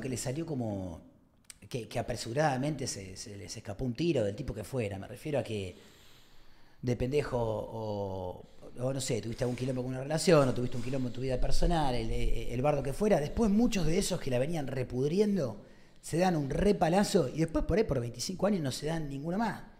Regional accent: Argentina; tenemos un pueblo re particular

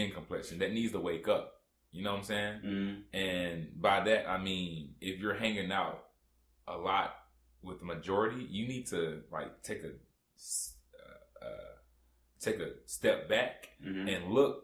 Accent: the South, Georgia, United States; I'm from the South

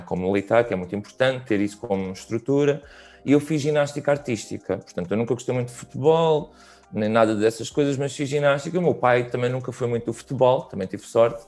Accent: Barreiro, Setúbal, Portugal; eu sou da Margem Sul, era tipo a cena de juntarmos todos na Avenida da Praia

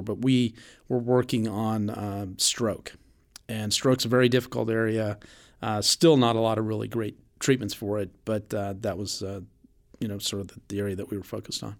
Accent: Reno, Nevada, United States; I was born in Reno, Nevada

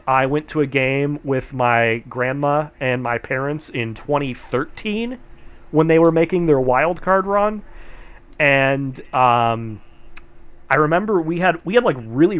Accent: Medina, Ohio, United States; also born or lived in Cleveland, Ohio; was born and raised, in Cleveland, Ohio. Or I should say, I was born in Cleveland, grew up in the Medina area, which is like 30, 40 minutes outside of Cleveland, a little bit closer to Akron than Cleveland, but same area.

